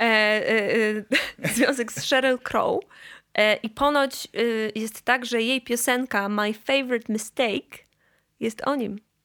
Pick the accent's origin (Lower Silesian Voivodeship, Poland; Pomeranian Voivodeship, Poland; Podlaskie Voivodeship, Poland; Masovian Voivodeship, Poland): Pomeranian Voivodeship, Poland; Gdańsk; ja się urodziłam w Gdańsku